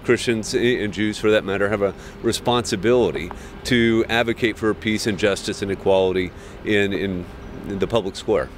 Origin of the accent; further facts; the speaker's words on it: Oregon, United States; my home state of Oregon.